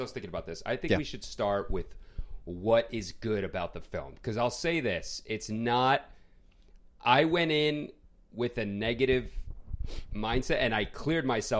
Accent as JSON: {"language": "English", "town": "Queens", "region": "New York", "country": "United States", "accent": "New York Queens", "said": "But I have like a New York Queens accent, especially when I get like passionate."}